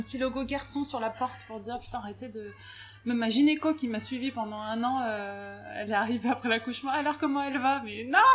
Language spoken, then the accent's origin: French; Grenoble, Auvergne-Rhône-Alpes, France; moved away as an adult; also born or lived in Paris; now in Lille, France; je suis grenobloise